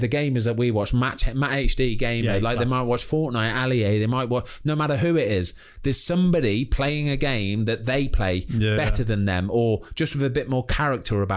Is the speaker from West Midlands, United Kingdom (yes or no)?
yes; Leamington Spa, West Midlands, United Kingdom; my hometown of Leamington Spa